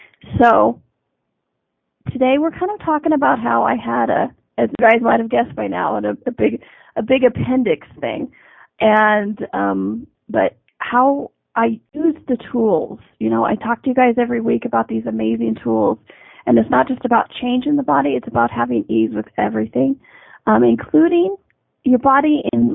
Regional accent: United States; I'm in Canada, I'm an American.

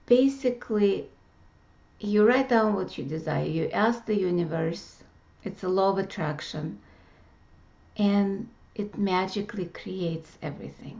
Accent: Russia; moved away; growing up in Russia

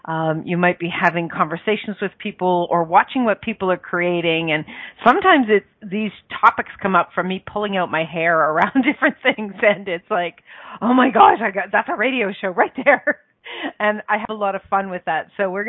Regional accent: Ireland; because I'm Irish, me darling, and we're going to be doing an Irish song and dance during the whole thing.

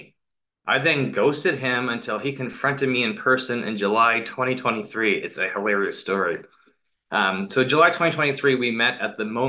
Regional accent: Canada; moved away as an adult; I'm currently a Canadian expat living out of a suitcase for the past 5 weeks in Dubai

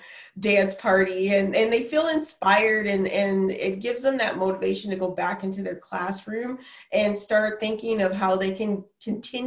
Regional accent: Minneapolis, Minnesota, United States; moved away as an adult; also born or lived in New York City / Oklahoma; now in Canada; I'm originally from Minneapolis, Minnesota, and I went to the University of Minnesota

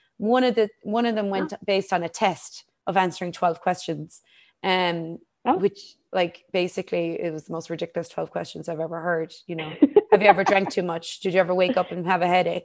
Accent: Ireland; I grew up in Ireland

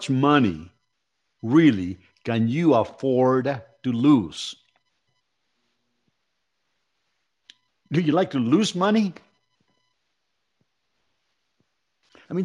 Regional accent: Mexico City, Mexico; moved away; I came from Mexico City and I came from very humble economic beginnings

